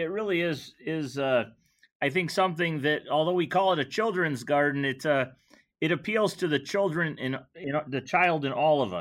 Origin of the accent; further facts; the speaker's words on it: Michigan, United States; also born or lived in New Mexico; I'm originally from Michigan.